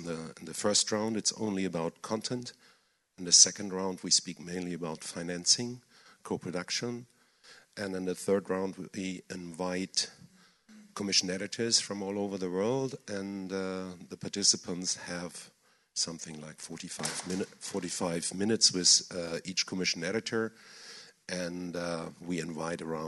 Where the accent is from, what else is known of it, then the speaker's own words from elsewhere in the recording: Germany; I'm German